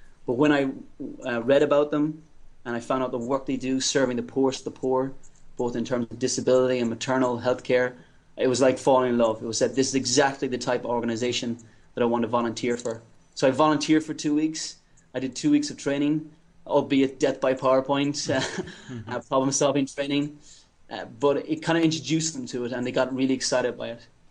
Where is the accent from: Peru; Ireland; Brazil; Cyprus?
Ireland; moved away as an adult; also born or lived in United States / England; now in Tanzania; I'm from Ireland